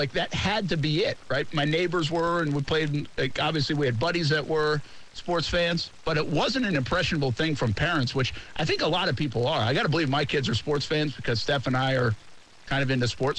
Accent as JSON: {"language": "English", "area": "Boston area", "region": "Massachusetts", "country": "United States", "tie": "born or raised there"}